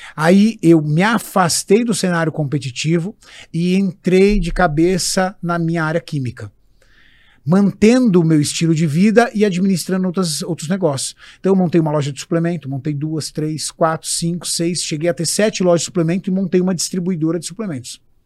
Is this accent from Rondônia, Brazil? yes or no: no; São Paulo, Brazil; now in ABC Paulista, Brazil; meu pai comprou um terreno num bairro no extremo sul de São Paulo, chamado Jardim Orion, atrás do Sesc Campestre, uma, um local de periferia, rua de terra. E ali eu cresci